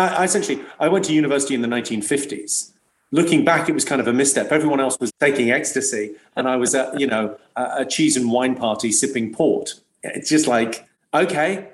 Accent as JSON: {"language": "English", "town": "Slough", "region": "South East England", "country": "United Kingdom", "tie": "born or raised there", "said": "I grew up in Slough, and I went to a school on the Britwell Estate in Slough"}